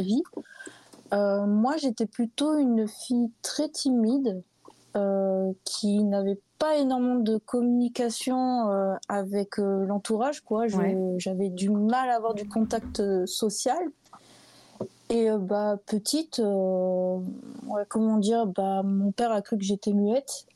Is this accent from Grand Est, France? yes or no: no; Bordeaux, Nouvelle-Aquitaine, France; je suis bordelaise